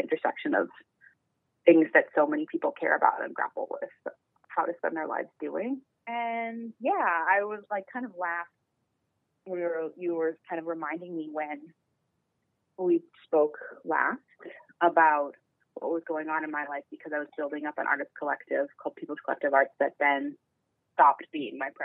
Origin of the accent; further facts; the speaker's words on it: New York City, New York, United States; I am an artist and a cultural organizer, born and raised in New York City